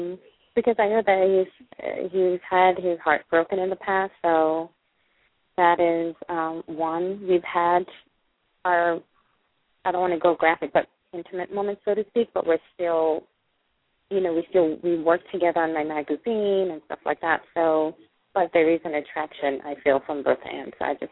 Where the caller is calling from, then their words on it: California, United States; Hi, I'm calling from California.